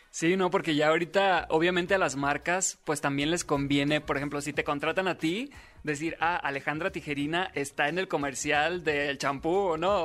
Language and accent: Spanish; Sinaloa, Mexico; yo soy de Sinaloa